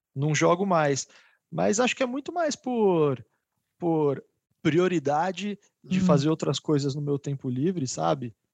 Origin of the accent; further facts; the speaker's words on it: São Paulo, Brazil; nascidos e criados em São Paulo